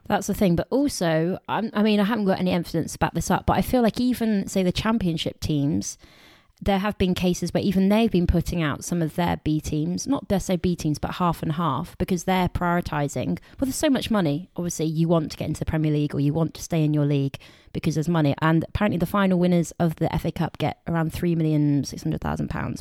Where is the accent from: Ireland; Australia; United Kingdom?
United Kingdom; Somerset, South West England; we're from Somerset.